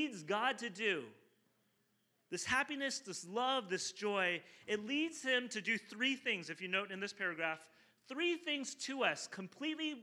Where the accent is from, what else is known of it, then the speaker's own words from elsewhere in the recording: southern China, China; moved away; I'm from South China originally